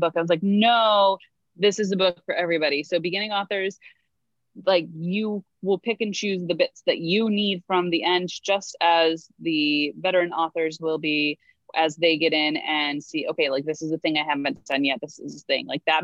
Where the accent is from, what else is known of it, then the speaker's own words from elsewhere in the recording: United States; we Americans have to pay out the wazoo